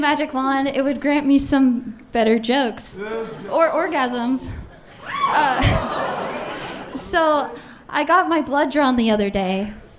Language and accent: English; Dayton, Ohio, United States; now in Columbus, United States; I was born and raised in Dayton, Ohio.